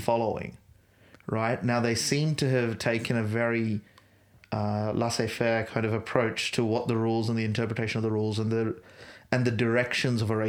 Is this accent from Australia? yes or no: yes; Australia; as an Australian